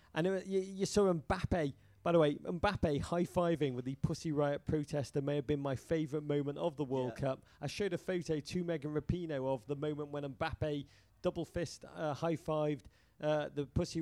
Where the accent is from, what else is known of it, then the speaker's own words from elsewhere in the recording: England, United Kingdom; now in United States; I am American now, but the last vestiges of my Englishness cling to me